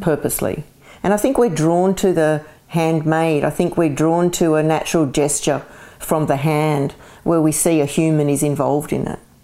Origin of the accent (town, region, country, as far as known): Castle Hill, New South Wales, Australia; born or raised there; also born or lived in Glasgow, Scotland / Parramatta, Australia